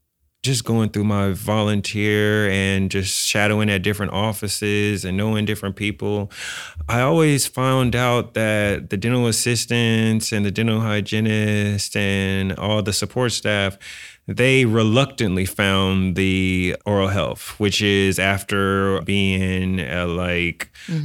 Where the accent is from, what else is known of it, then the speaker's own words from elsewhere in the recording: San Francisco, California, United States; I'm born and raised in San Francisco.